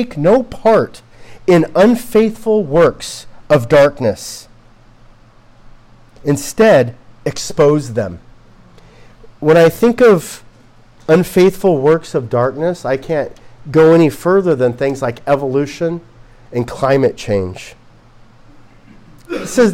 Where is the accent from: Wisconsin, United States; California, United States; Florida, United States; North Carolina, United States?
California, United States; Southern; We come from Southern California